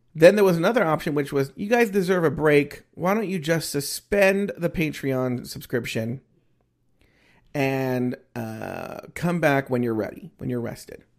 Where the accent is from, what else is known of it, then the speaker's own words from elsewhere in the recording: United States; I am American, American.